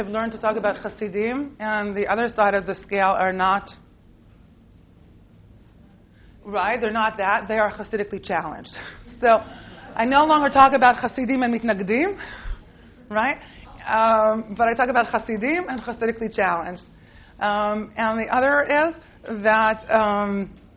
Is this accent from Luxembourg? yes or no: no; Israel; accent: American; also born or lived in United States; despite my American accent, I grew up in Israel. I was born here in the States. My parents made Aliyah when I was 8